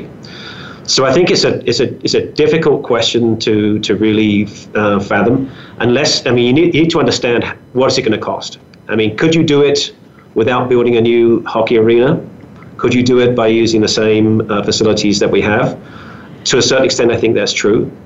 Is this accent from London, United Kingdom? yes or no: yes; London, United Kingdom; moved away as an adult; also born or lived in Greenwich, London / Gabon; now in Calgary, Canada; spent the first few years of my life there, and then the rest of my life in a place just about 5 miles from Greenwich, a place called Abbey Wood, right on the borders between London and Kent. And stayed there until my late 20s when I left London.